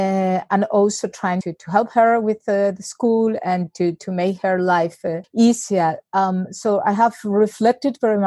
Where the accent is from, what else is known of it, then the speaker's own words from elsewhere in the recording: Seville, Andalusia, Spain; I spent the lockdown in Spain, in Seville, in my hometown.